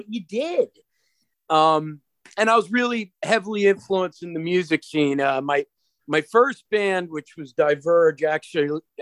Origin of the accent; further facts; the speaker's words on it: Long Island, New York, United States; also born or lived in East Hampton; I grew up on Long Island. We went to a lot of different school districts, mostly on the east end of Long Island.